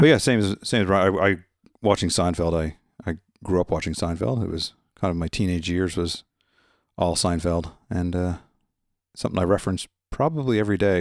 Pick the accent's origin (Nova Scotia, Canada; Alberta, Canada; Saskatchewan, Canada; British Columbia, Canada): Nova Scotia, Canada; I'm from Nova Scotia, Canada